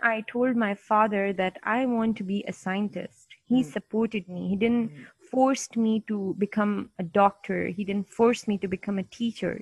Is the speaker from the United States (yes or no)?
no; Pakistan; I'm from Pakistan